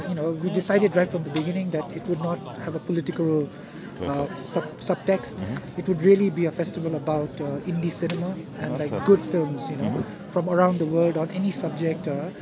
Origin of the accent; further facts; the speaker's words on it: India; I was born in India, and I kind of grew up in India.